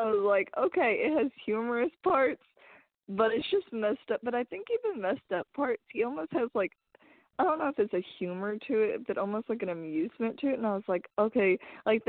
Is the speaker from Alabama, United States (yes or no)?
no; Arkansas, United States; I'm from Arkansas